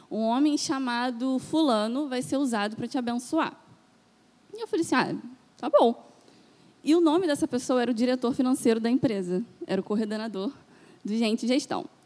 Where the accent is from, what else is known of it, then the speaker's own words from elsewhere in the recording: Itaboraí, Rio de Janeiro, Brazil; now in Niterói, Brazil; Aí eu saí lá da Zona Sul de Itaboraí e vim para cá, para Niterói.